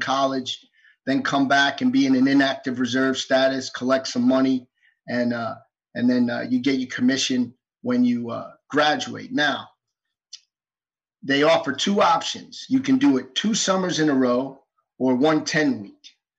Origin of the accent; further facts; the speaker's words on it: New York City, New York, United States; also born or lived in Valdosta, Georgia; I was born and raised in New York City. Grew up in Manhattan, rode the subway to school every day. I mean, didn't own a car till I was 24. Yeah, I mean, I grew up in as urban an urban environment as you can get.